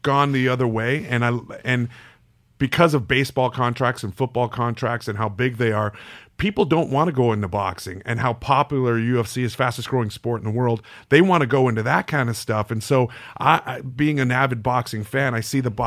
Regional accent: Canada; I grew up in Canada

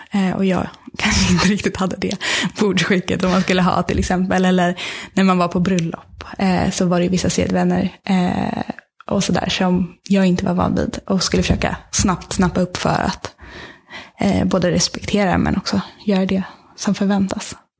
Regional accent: Sweden

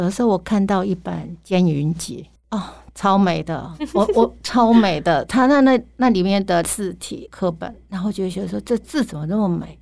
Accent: Lanyang, Yilan County, Taiwan; 用我的故乡，然后取名，啊，叫蓝洋

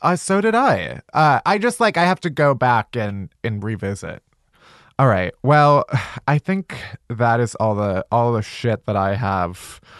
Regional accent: Chicago, Illinois, United States; now in Los Angeles, United States; I'm from Chicago

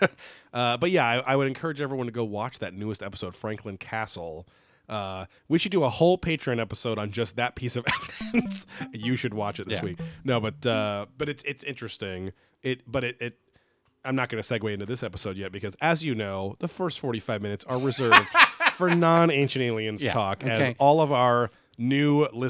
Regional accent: New Zealand; I'm from New Zealand.

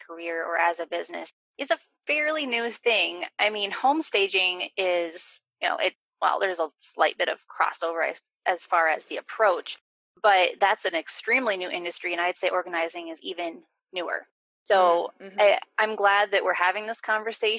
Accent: Wisconsin, United States; I'm from Wisconsin

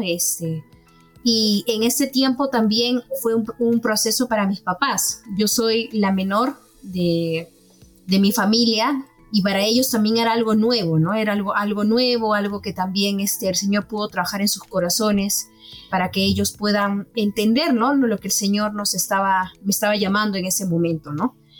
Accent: Callao, Peru; moved away as an adult; yo soy este, del Callao, es una provincia en el Perú

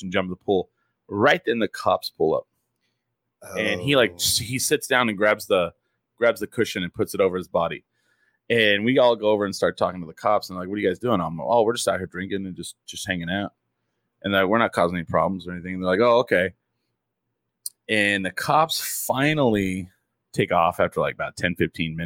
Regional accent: Clovis, New Mexico, United States; also born or lived in Portales, New Mexico; I grew up in Clovis

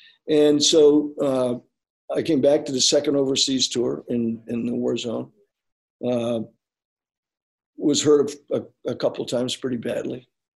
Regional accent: San Antonio, Texas, United States; 1943, I was born in Texas, San Antonio.

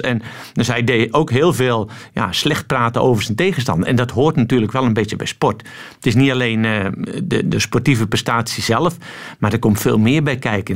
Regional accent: Netherlands; now in Antwerp, Belgium; je bent geboren in Nederland, dus dat blijf je

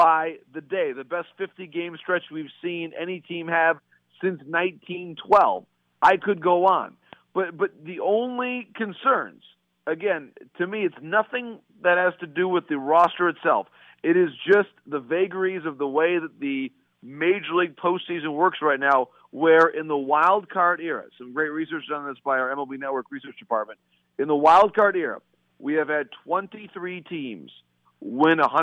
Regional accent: Bay City, Michigan, United States; in my hometown

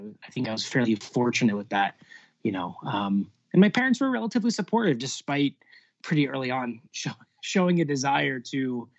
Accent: Lancaster, Pennsylvania, United States; moved away as an adult; No, I'm from Lancaster, born and raised. Didn't leave until I was 18 to go to college.

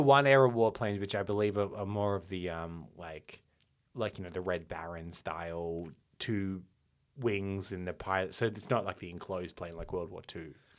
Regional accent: Australia

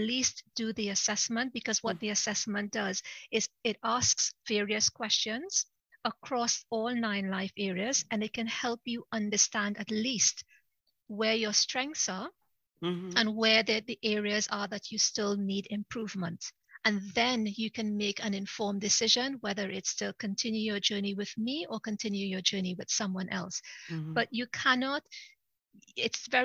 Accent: Trinidad & Tobago; moved away as an adult; now in United Kingdom; I'm originally from Trinidad. It's the most southern of all the Caribbean islands, just above Venezuela. So I'm originally from Trinidad, but I came over to the UK to work and I've been here ever since. But Trinidad is my country of birth.

